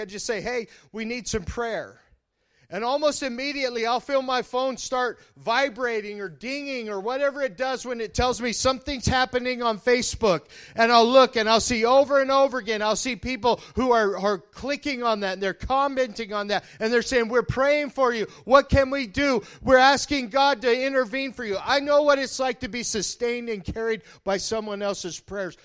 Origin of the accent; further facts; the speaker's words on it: Colorado, United States; now in Nebraska, United States; I'm from Colorado